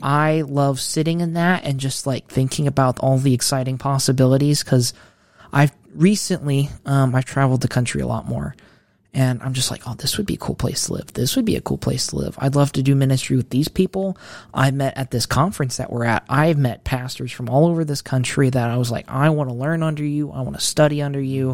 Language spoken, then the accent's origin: English; Mansfield, Ohio, United States; I am from Ohio, Mid Ohio, Mansfield.